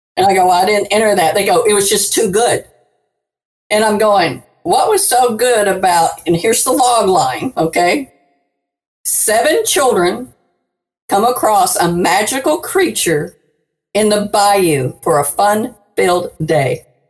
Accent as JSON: {"language": "English", "town": "New Orleans", "region": "Louisiana", "country": "United States", "said": "I live, I'm from New Orleans"}